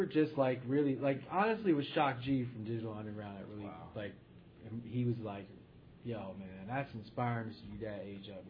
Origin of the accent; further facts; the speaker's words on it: Middletown, Connecticut, United States; in Connecticut, in, you know, my hometown, Middletown.